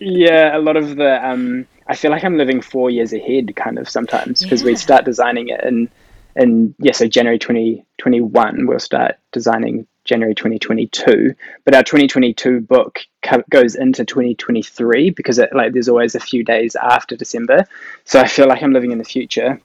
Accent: Whangarei, Northland, New Zealand; moved away as an adult; also born or lived in Auckland; now in Papamoa, New Zealand; I grew up in Whangarei.

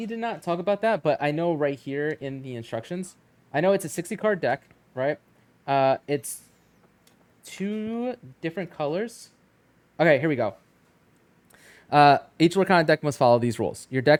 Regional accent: New Jersey, United States; Is it weird that growing up in Jersey, I see this paper and all I think is of like a pork roll egg?

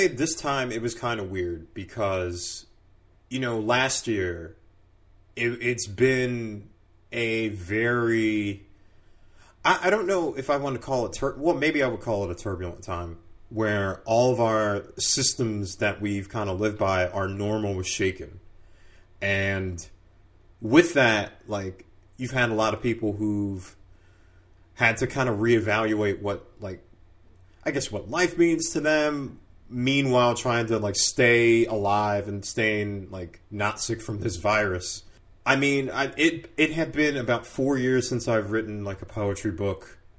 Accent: North Brunswick, New Jersey, United States; also born or lived in Newark / Bordentown; So I was born in Newark and then from there moved to North Brunswick. And stayed there for until about 8th grade and moved down to South Jersey where we lived in Bordentown.

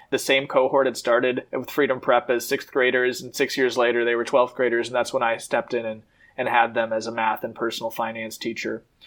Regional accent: Madison, Wisconsin, United States; I was born and raised in Madison

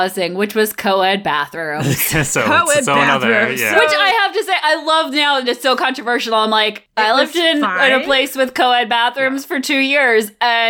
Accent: Connecticut, United States; I grew up in Connecticut.

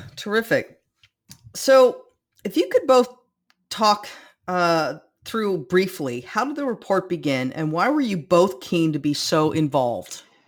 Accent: California, United States; growing up in California

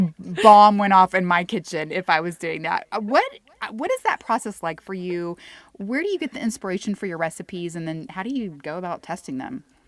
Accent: Houston, Texas, United States; moved away as an adult; now in Sonora, United States; I'm originally from Houston

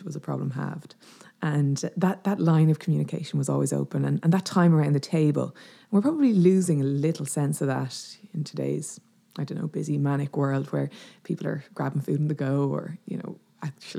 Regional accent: Dublin, Leinster, Ireland; moved away as an adult; now in West Clare, Ireland; I grew up in Dublin, but my mum and dad are from Clare and all our family are in Clare

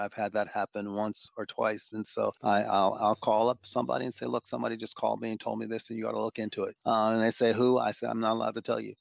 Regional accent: Washington, District of Columbia, United States; also born or lived in Providence, Rhode Island / Philadelphia, Pennsylvania; I was born in Washington, D C, where I am right now. I'm a native Washingtonian

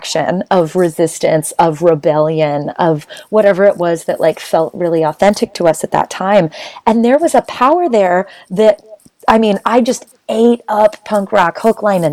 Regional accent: Boulder, Colorado, United States; I grew up in Boulder, Colorado, which is a super white and problematic town

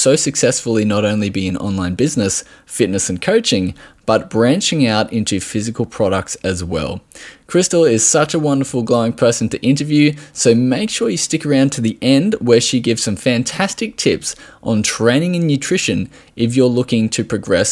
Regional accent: Australia

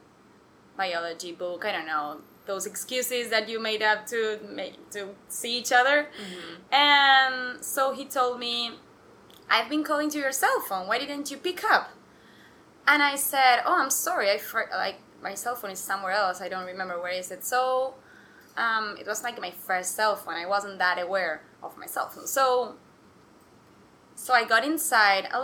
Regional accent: Argentina; moved away as an adult; also born or lived in New York; I'm from Argentina. I've been living in New York for 4 months and a half, and I'm returning for good in 2 weeks.

